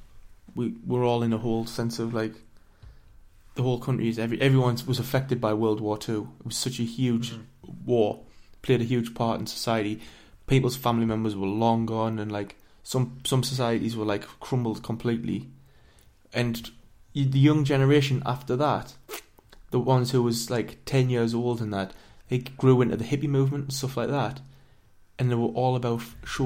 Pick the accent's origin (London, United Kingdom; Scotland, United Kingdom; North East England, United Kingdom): North East England, United Kingdom; Sunderland; I come from Sunderland, we get called a Macam